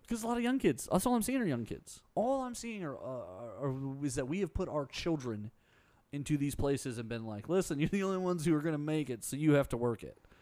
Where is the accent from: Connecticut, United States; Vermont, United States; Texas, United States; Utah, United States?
Texas, United States; Harris County; I grew up in Harris County. I went to Spring ISD.